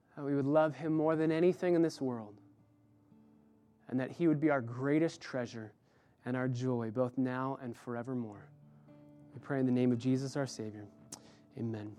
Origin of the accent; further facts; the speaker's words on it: Los Angeles, California, United States; I'm from L A.